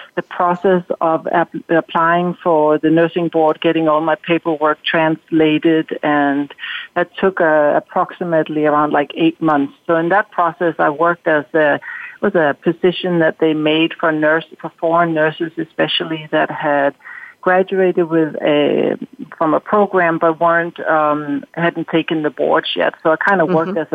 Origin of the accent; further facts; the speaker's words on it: Denmark; moved away as an adult; now in United States; growing up in Denmark